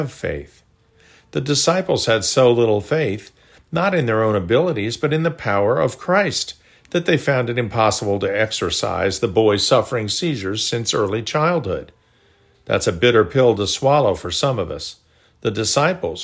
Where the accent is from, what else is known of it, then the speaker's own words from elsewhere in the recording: Chappaqua, New York, United States; Growing up in Chappaqua, New York, about 35 miles north of the city, we used to skate on Duck Pond